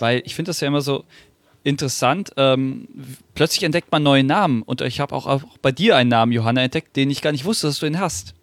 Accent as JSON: {"language": "German", "town": "Wiesbaden", "region": "Hesse", "country": "Germany", "tie": "born or raised there", "said": "ich bin ja leider, äh, leider in Wiesbaden geboren worden"}